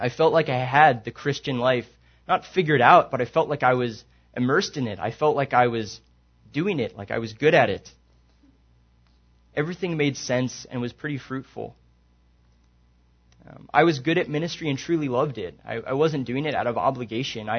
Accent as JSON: {"language": "English", "region": "Maryland", "country": "United States", "also_born_or_lived": "San Antonio, Texas / Lubbock, Texas", "moved": "yes", "said": "I'm from Maryland originally"}